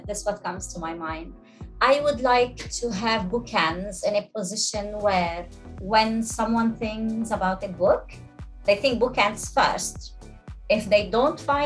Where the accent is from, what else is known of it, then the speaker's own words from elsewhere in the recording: Lebanon; moved away as an adult; now in United Arab Emirates; I'm Lebanese. I've been in the UAE for 20 years now.